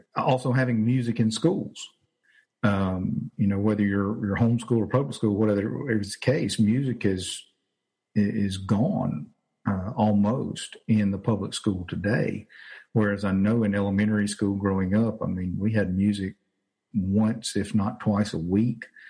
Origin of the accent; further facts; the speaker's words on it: Winnfield, Louisiana, United States; also born or lived in Arkansas; now in Jonesboro, United States; I'm originally from Louisiana. Grew up in a small town called Winfield, which is actually about 30 minutes from here